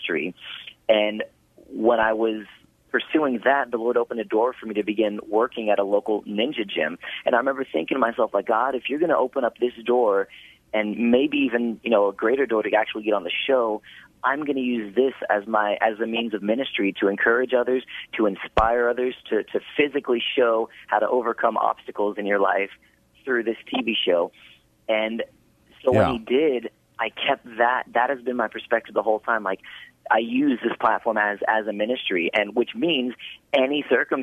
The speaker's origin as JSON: {"language": "English", "town": "Houston", "region": "Texas", "country": "United States", "tie": "born or raised there", "said": "growing up in Houston, coming from a huge family of five kids"}